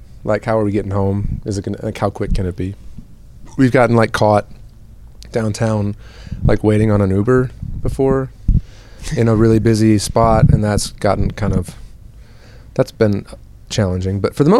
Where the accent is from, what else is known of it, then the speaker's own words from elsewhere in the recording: Kalamazoo, Michigan, United States; moved away as an adult; also born or lived in Chicago, Illinois; now in Nashville, United States; I was born in Chicago. My whole family's from Chicago, and then I grew up in a town. It's halfway between Chicago and Detroit. So my mom's family has always had a lake house in West Michigan, which is basically Kalamazoo.